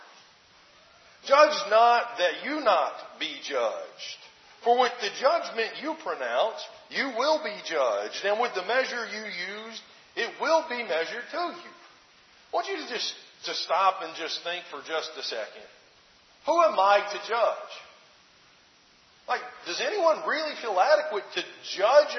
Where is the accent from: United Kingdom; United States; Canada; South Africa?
United States; Alabama; moved away; my home state of Alabama